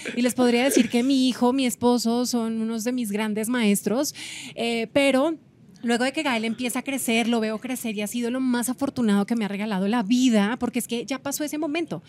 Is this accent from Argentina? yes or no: no; Colombia; moved away as an adult; now in Mexico; somos colombianos, vivimos aquí con mi esposo hace 10 años en México